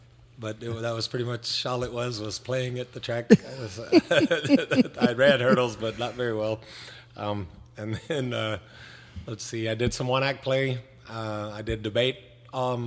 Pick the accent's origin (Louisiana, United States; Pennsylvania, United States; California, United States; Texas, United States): Texas, United States; Devine; Born and raised here in Devine, class of 89